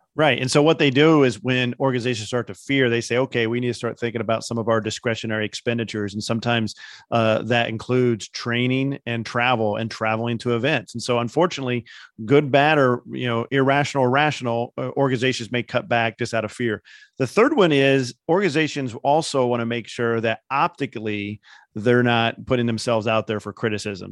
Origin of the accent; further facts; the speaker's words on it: Indiana, United States; I'm from Indiana